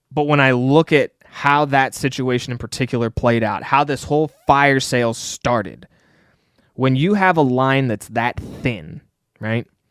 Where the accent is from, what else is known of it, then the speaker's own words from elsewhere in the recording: Washington, District of Columbia, United States; that's my hometown